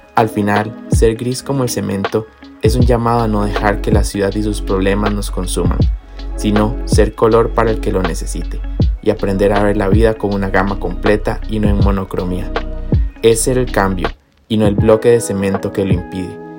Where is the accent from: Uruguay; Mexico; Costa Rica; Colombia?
Costa Rica; nosotros como costarricenses